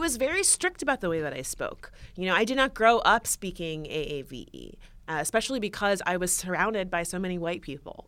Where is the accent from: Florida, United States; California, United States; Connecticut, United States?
Florida, United States; West Palm Beach; I grew up Um, in the suburbs, I'm from West Palm Beach, Florida